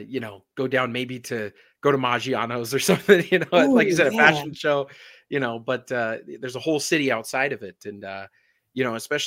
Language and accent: English; Las Vegas, Nevada, United States; I was born here in Las Vegas as well. So we're both natives.